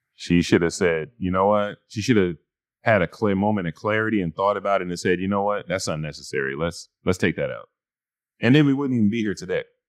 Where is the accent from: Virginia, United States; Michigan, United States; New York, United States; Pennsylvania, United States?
New York, United States; growing up in New York